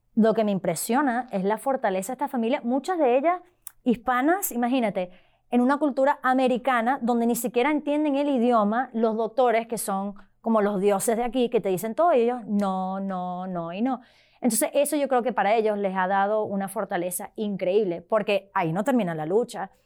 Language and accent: Spanish; Venezuela; now in Arlington, United States; originalmente de Venezuela, pero vivo ahorita en la diócesis de Arlington